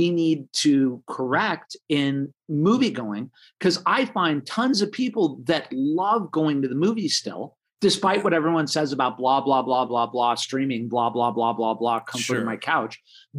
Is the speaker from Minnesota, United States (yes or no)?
no; Los Angeles, California, United States; I'm a native Los Angelino